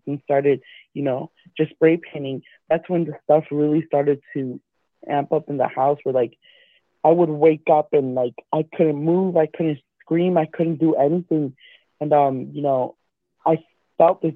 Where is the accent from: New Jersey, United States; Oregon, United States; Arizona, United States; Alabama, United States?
New Jersey, United States; Perth Amboy; now in Illinois, United States; I come from New Jersey, a small town, Perth Amboy